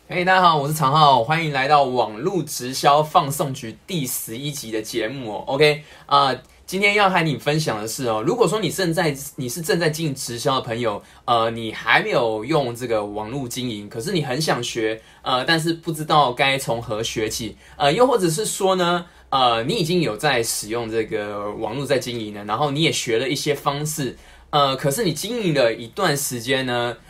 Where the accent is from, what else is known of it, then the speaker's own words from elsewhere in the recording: Taipei, Taiwan; 我是台北人